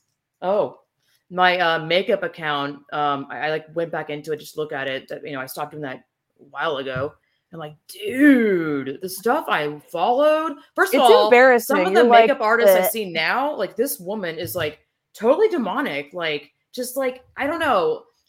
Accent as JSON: {"language": "English", "region": "Georgia", "country": "United States", "tie": "born or raised there", "said": "my home I grew up in Georgia."}